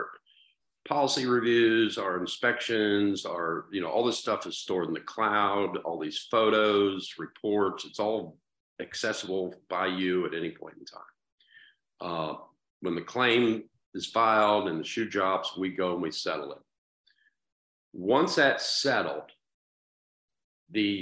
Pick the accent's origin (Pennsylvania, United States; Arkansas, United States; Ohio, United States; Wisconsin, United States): Ohio, United States; Dayton; right in my hometown